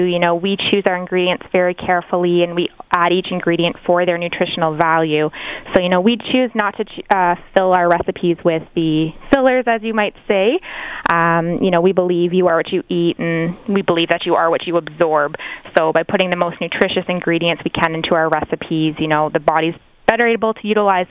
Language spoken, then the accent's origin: English; Canada; we're very proud to be Canadian ourselves